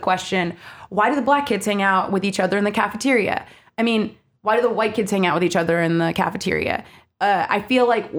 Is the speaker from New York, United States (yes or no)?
no; Maryland, United States; I grew up in Maryland.